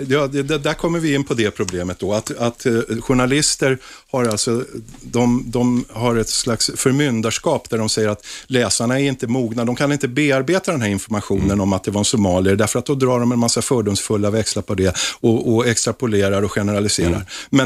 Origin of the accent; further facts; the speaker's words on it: Stockholm, Stockholm County, Sweden; Jag är till exempel 54-årig stockholmare